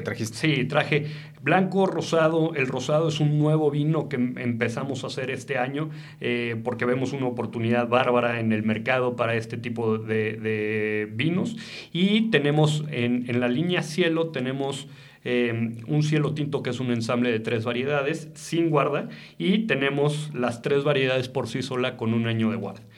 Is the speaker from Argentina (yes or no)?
no; Mexico; Yo soy enólogo mexicano y me encanta trabajar en una bodega en México